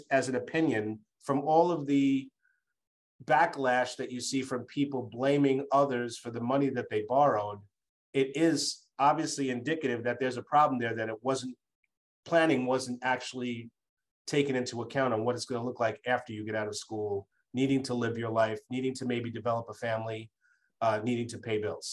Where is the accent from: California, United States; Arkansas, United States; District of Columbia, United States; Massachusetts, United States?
Massachusetts, United States; in my home state of Massachusetts